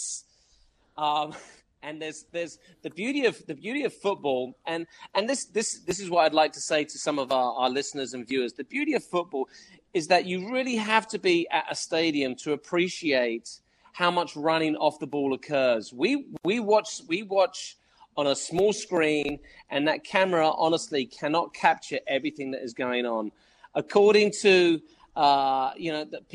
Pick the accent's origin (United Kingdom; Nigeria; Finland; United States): United Kingdom; England; I'm English